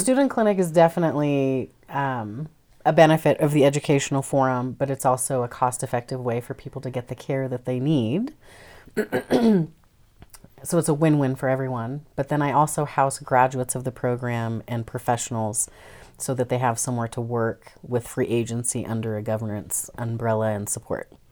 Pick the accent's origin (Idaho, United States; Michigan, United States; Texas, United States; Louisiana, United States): Idaho, United States; moved away; also born or lived in Tacoma, Washington / Everett, Washington / Virgin Islands; I was born in Idaho